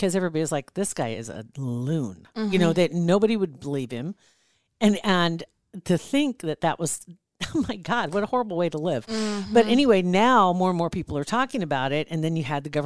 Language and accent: English; Ashland, United States; That's my hometown